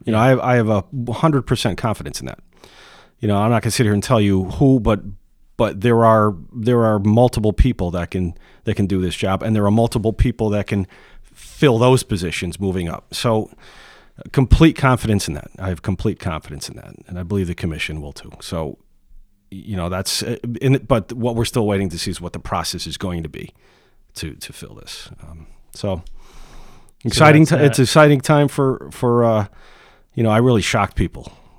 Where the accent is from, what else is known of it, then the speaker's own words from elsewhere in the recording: Ansonia, Connecticut, United States; No, I was born in Ansonia, born and raised in the North End.